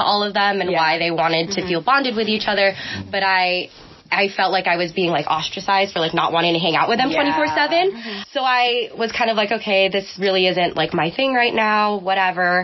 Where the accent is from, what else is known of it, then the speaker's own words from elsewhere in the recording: Tracy, California, United States; I'm from Tracy, California, for anyone who knows what that's like. Mm-hmm. It's basically farmland, and I lived there way before the Bay Area was pushing over to Tracy. Mm-hmm. So that's kind of my upbringing